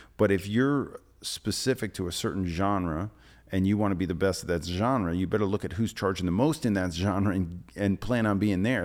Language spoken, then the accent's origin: English; New Jersey, United States; now in New York City, United States; I grew up sailing on the Jersey Shore and it was a summer house. Like, we would stay there in the summer, in the winter, we'd go to North Jersey